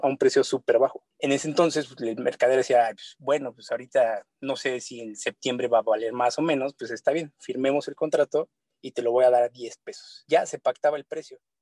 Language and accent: Spanish; Mexico; uno como mexicano